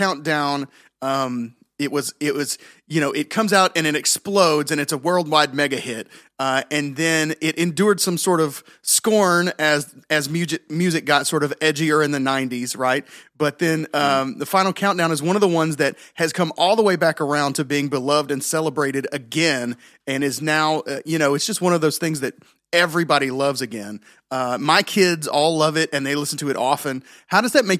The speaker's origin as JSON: {"language": "English", "region": "Tennessee", "country": "United States", "said": "we are from Tennessee in the States, and we say y'all a lot"}